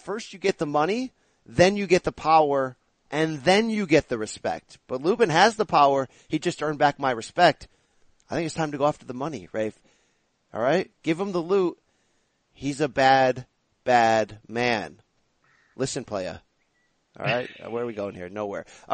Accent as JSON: {"language": "English", "region": "Connecticut", "country": "United States", "said": "I come from Connecticut."}